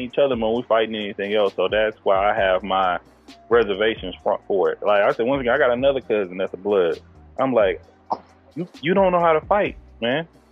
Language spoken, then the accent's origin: English; East Texas, United States; I'm from East Texas.